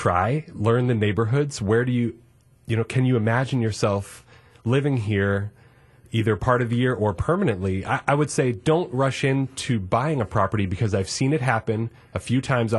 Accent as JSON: {"language": "English", "region": "Massachusetts", "country": "United States", "tie": "born or raised there", "moved": "as an adult", "lives_now": "Wisconsin, United States", "said": "I'm a transplant here to Wisconsin. So I actually grew up in Massachusetts"}